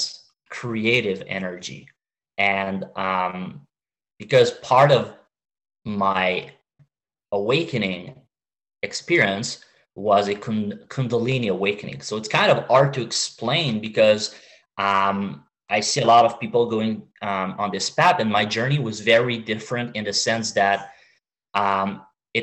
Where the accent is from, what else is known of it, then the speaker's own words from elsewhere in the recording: Canada; now in Montreal, Canada; I'm Canadian